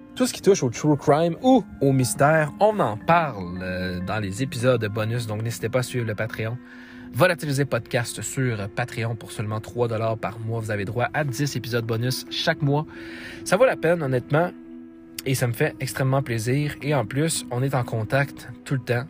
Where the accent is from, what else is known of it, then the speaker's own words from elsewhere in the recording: Quebec, Canada; dans ma propre ville natale d'où je viens au Québec